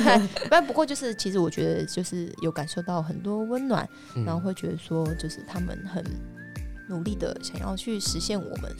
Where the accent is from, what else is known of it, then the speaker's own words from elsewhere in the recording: Taiwan; 我只觉得我台湾人的这一刻让我觉得非常的感动。